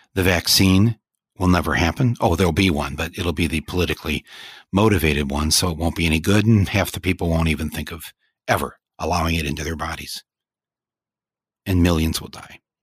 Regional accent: Michigan, United States; I'm from Michigan

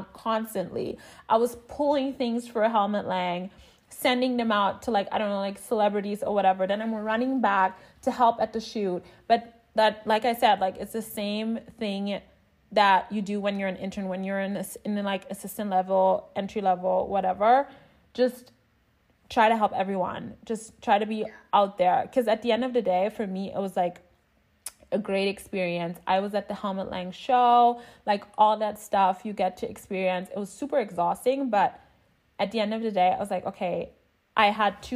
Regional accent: Berlin, Germany; moved away as an adult; also born or lived in New York City, United States; I'm originally from Berlin

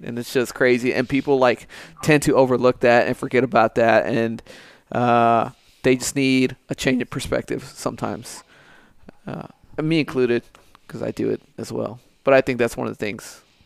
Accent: United States; being born in this country, uh, being an American

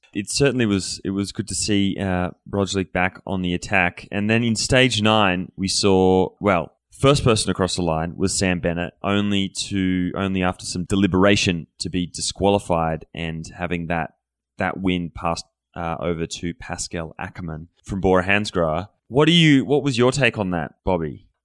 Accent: Australia; moved away; being an Australian

